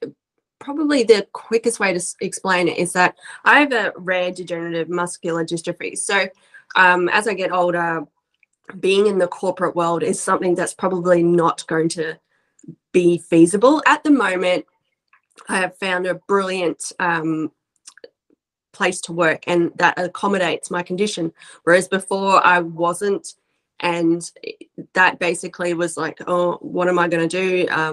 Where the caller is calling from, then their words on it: Australia; I'm coming live from Australia. So it's amazing that we can connect.